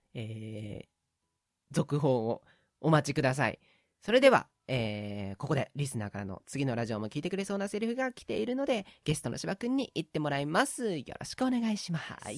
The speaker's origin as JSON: {"language": "Japanese", "region": "Tokyo", "country": "Japan", "tie": "born or raised there", "said": "俺、東京生まれ東京育ちなんで"}